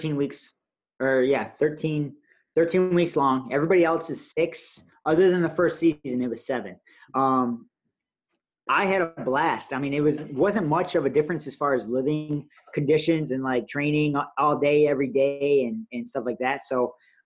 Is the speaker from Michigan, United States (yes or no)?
yes; Michigan, United States; I'm from Michigan